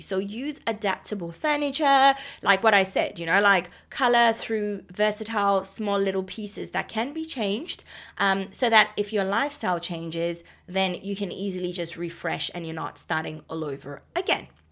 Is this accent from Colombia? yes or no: no; Botswana; now in Australia; I'm from Botswana